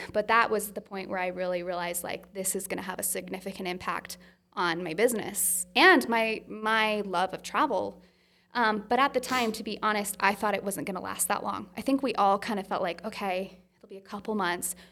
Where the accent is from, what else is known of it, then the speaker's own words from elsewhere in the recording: Utah, United States; I'm from Utah